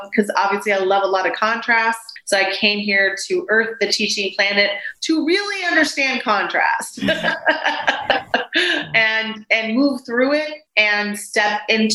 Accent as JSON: {"language": "English", "region": "Texas", "country": "United States", "also_born_or_lived": "Waco, Texas", "lives_now": "St. Petersburg, United States", "said": "I'm my mom's only child born in America, first child born in America. My brothers were born in Colombia and I'm a Texan"}